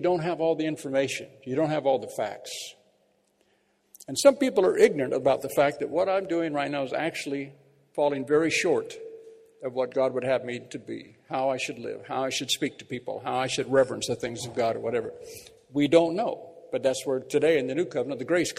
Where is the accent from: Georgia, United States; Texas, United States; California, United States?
California, United States; Bakersfield; moved away; our church back in my hometown of Bakersfield